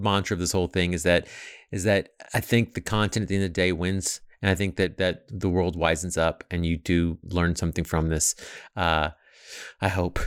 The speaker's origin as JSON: {"language": "English", "country": "United States", "also_born_or_lived": "Arkansas", "said": "I'm from Texas and Arkansas"}